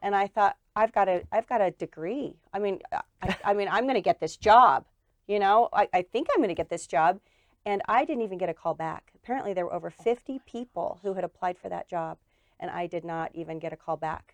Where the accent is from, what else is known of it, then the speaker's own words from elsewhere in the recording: Murray, Utah, United States; I am uh, went to school and grew up in Murray.